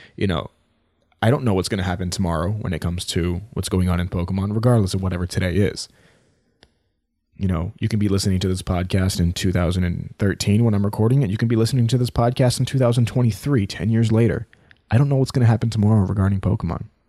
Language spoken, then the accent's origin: English; United States; I'm from the United States